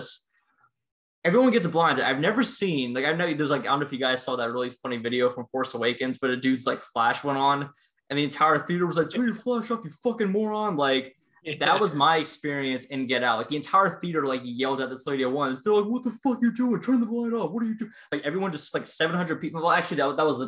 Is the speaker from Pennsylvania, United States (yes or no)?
no; Baltimore, Maryland, United States; I'm from Baltimore